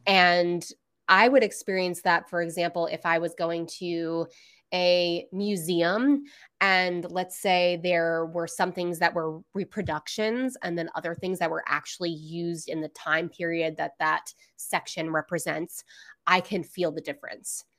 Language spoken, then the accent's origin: English; Florida, United States; I'm literally from Florida.